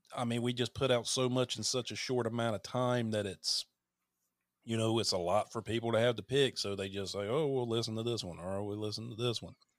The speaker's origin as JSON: {"language": "English", "region": "North Carolina", "country": "United States", "tie": "born or raised there", "accent": "Southern", "moved": "as an adult", "lives_now": "Hawaii, United States", "said": "I'm from North Carolina"}